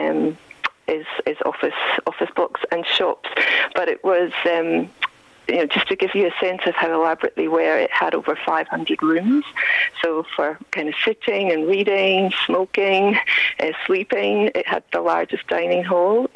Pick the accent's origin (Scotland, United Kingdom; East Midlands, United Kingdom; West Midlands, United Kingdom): Scotland, United Kingdom; also born or lived in Glasgow; now in Melbourne, Australia; growing up in Scotland in the 80s